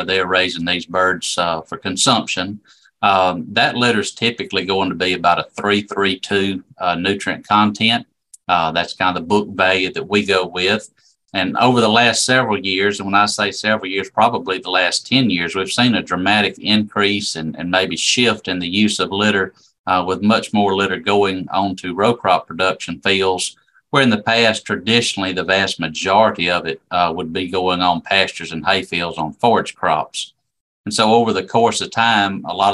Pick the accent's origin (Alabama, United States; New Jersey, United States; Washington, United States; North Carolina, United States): Alabama, United States; Pineapple; also born or lived in Crossville, Alabama; I'm originally from Pineapple, Alabama, down in South Alabama, East Wilcox County.